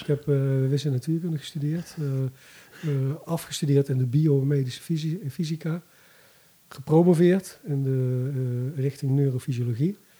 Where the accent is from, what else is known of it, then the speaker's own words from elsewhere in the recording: Bergen op Zoom, North Brabant, Netherlands; moved away; ik kom uit Bergen op Zoom oorspronkelijk. Dus ik ben vroeger met mijn vader ook wel af en toe een NAC geweest